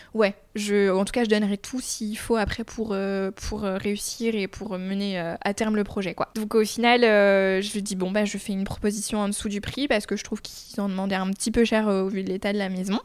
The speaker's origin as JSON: {"language": "French", "town": "Chartres", "region": "Centre-Val de Loire", "country": "France", "tie": "born or raised there", "moved": "yes", "lives_now": "Poitiers, France", "said": "j'ai grandi à Chartres"}